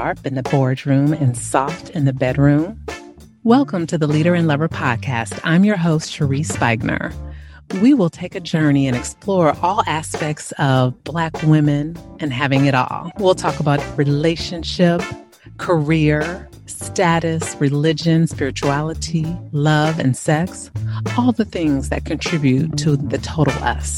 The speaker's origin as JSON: {"language": "English", "area": "Bay Area", "region": "California", "country": "United States", "tie": "born or raised there", "said": "I remember growing up in the Bay Area during 70s"}